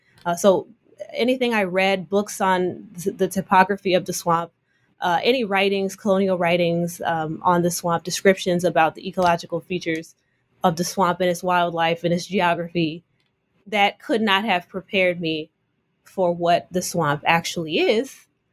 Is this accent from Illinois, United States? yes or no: no; Oakland, California, United States; I'm from Oakland, California.